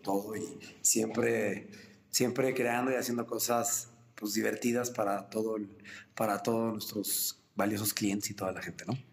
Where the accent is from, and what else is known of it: Mexico City, Mexico